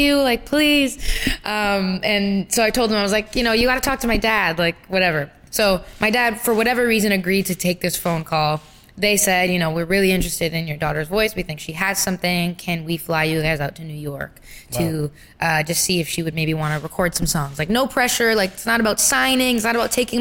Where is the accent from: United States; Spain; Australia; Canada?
Canada; Brampton, Ontario; I'm from Brampton, Ontario.